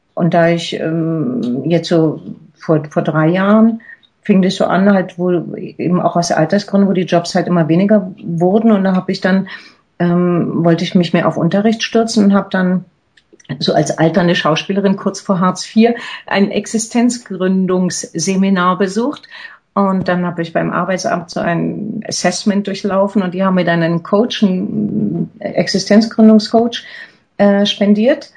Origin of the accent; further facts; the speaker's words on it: Berlin, Germany; moved away as an adult; also born or lived in Zurich; als ich hier nach Berlin zurückgegangen äh, bin, in meine Heimatstadt